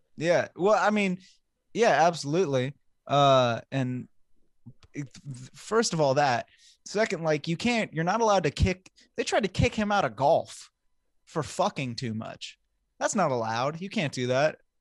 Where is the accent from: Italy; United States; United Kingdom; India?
United States